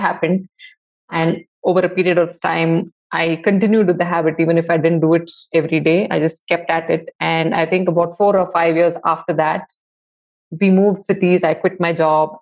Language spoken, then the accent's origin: English; Bangalore, Karnataka, India; I grew up in Bangalore in the 80s